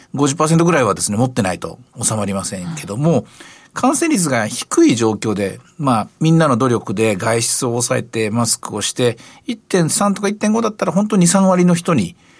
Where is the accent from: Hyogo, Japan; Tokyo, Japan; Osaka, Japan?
Osaka, Japan; 私の出身の大阪